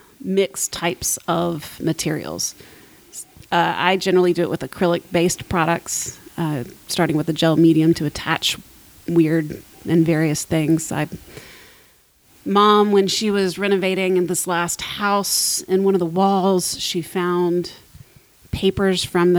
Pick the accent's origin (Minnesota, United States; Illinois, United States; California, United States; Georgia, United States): Georgia, United States; Columbus; Columbus, Georgia.